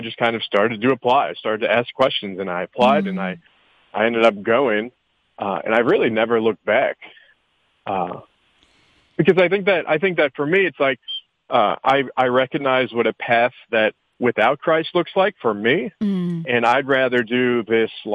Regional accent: Woodstock, Georgia, United States; I grew up in Woodstock, Georgia, and I went to public high school

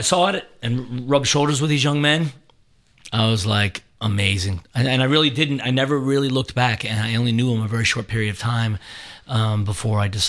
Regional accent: Annapolis, Maryland, United States; moved away as an adult; also born or lived in Boston, Massachusetts / Ohio; now in Atlanta, United States; I was born and raised in Annapolis, Maryland.

